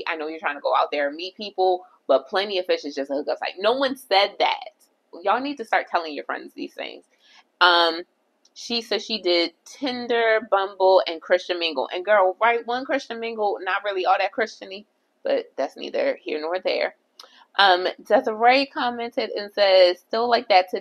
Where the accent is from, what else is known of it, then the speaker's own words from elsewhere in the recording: Baltimore, Maryland, United States; moved away; also born or lived in Jamaica (family); when I lived in Baltimore, so I'm originally from Baltimore